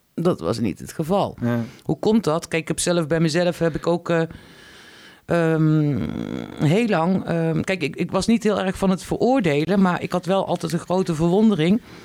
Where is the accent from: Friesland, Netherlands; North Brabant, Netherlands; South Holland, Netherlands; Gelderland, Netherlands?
North Brabant, Netherlands; Tilburg; also born or lived in Vlissingen / Den Helder; now in Arnhem, Netherlands; ik kom oorspronkelijk uit Tilburg